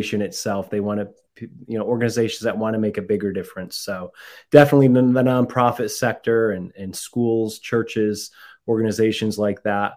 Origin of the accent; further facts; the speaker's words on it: Massachusetts, United States; moved away as an adult; also born or lived in Mexico / Central America / Bay Area, California; now in California, United States; I'm from Massachusetts